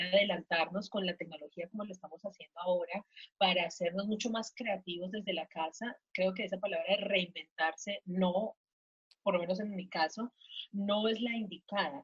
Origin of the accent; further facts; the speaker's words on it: Colombia; moved away as an adult; now in Mexico; yo soy colombiana, eh, vivo acá en México hace tres años y medio